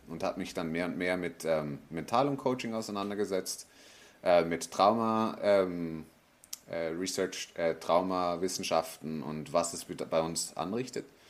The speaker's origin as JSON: {"language": "German", "country": "Switzerland", "tie": "born or raised there", "moved": "as an adult", "lives_now": "Tenerife, Spain", "said": "Also ich bin in der Schweiz aufgewachsen, habe einen Schweizer Pass"}